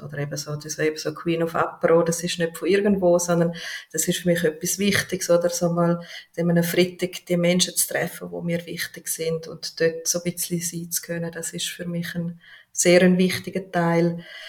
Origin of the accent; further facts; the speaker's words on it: Switzerland; bei uns in der Schweiz